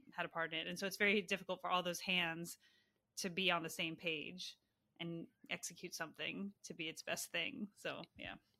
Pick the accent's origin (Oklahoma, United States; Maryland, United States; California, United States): Maryland, United States; I grew up in Maryland, right outside D C.